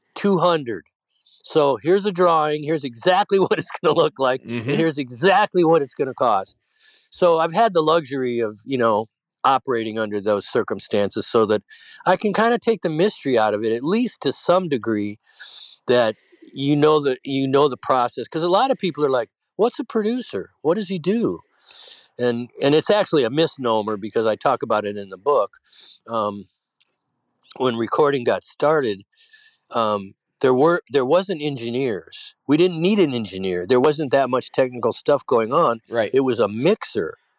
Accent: Detroit, Michigan, United States; I grew up in Detroit

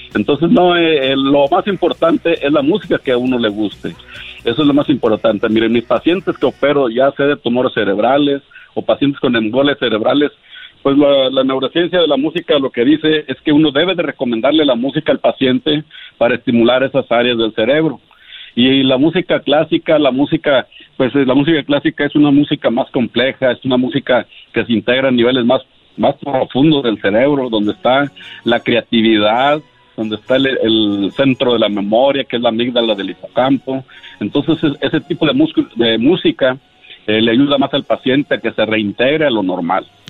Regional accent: Monterrey, Nuevo León, Mexico; yo soy de Monterrey

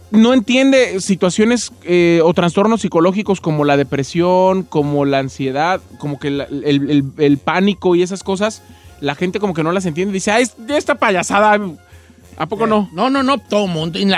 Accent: Michoacán, Mexico; yo soy michoacano, fíjese a mucha honra.

